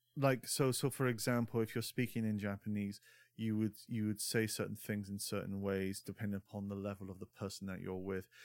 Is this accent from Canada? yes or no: no; Scotland, United Kingdom; growing up in Scotland